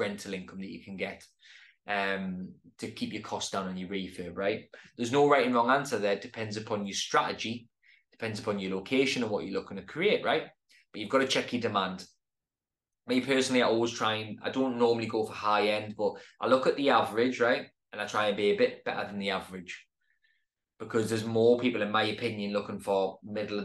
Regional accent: Newcastle upon Tyne, North East England, United Kingdom; my hometown

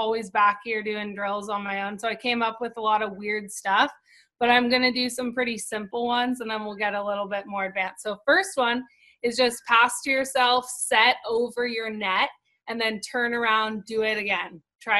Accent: Santa Barbara, California, United States; moved away as an adult; now in Hermosa Beach, United States; I'm from Santa Barbara, California

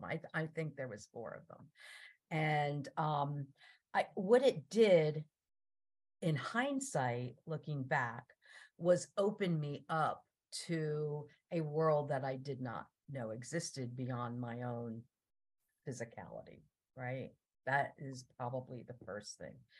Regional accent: New Jersey, United States; I grew up in New Jersey

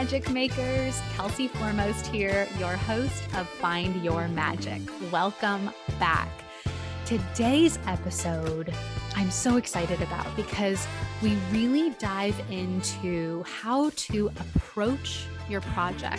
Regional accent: San Diego, California, United States; driving distance from my hometown

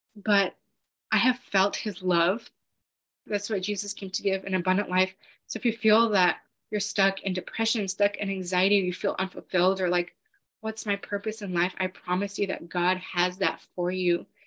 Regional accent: Los Angeles, California, United States; I'm from Los Angeles.

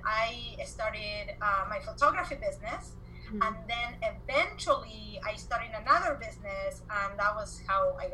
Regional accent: Argentina; English is a second language; moved away as an adult; also born or lived in Spain / Las Vegas, United States; now in United States; I am originally from Argentina. I came to the US in 2001. I came from Spain

